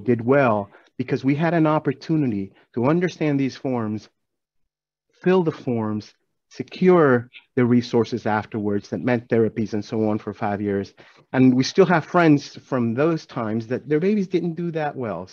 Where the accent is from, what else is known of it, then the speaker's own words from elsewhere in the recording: Venezuela; moved away as an adult; now in Atlanta, United States; growing up in Venezuela